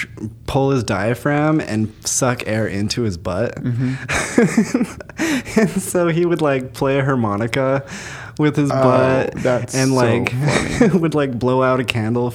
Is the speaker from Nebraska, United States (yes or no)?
no; Utah, United States; I grew up in Utah.